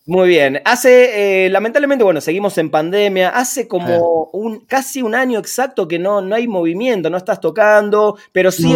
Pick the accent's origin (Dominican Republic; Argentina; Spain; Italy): Argentina; yo soy de Argentina